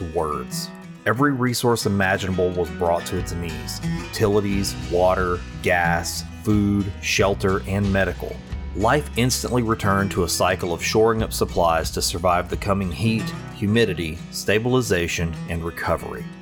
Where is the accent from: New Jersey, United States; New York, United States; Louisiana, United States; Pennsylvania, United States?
Louisiana, United States; Sulphur; Sulphur, Louisiana, my hometown